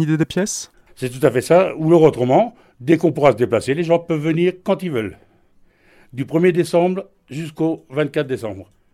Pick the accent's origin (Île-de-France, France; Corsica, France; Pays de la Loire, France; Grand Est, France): Grand Est, France; Sélestat; je suis de Célestat